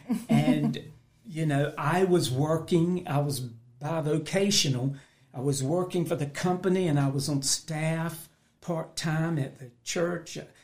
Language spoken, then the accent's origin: English; Roanoke Rapids, North Carolina, United States; my family moved to Roanoke Rapids